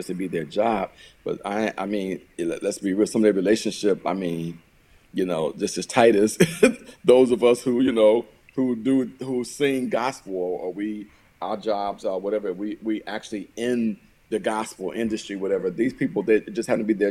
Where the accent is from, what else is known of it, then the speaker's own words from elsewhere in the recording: Gary, Indiana, United States; moved away as an adult; also born or lived in Chicago, Illinois; now in Omaha, United States; I came from Gary, Indiana